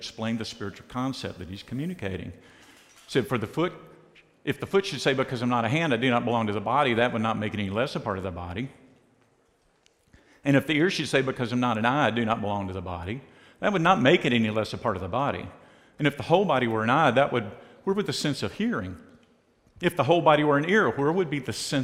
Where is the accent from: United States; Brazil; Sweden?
United States; I've grown up in the United States